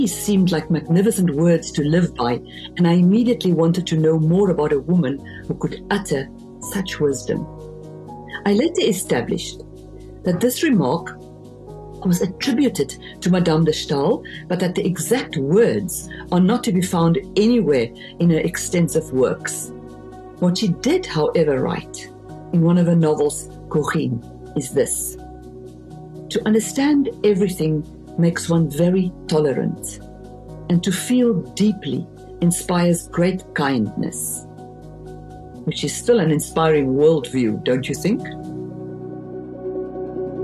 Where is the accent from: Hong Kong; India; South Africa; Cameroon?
South Africa; first language Afrikaans; English is a second language; moved away as an adult; now in France; my mother tongue, which is Afrikaans